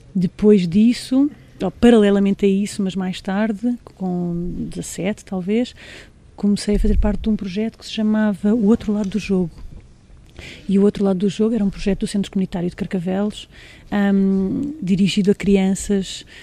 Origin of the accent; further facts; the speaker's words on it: Angola; nasci lá, nasci em Angola